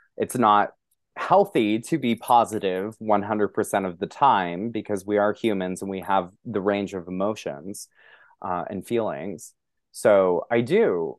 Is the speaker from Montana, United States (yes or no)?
yes; Montana, United States; moved away as an adult; now in New York City, United States; I'm a very openly gay man growing up in Montana